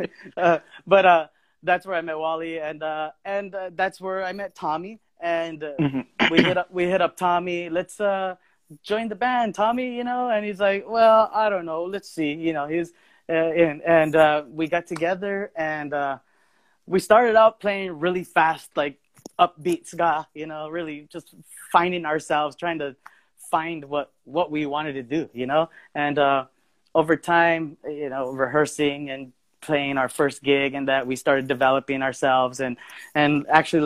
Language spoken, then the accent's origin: English; Bell Gardens, California, United States; also born or lived in Maywood, California; I was born and raised in Bell Gardens, California, which is in Southeast Los Angeles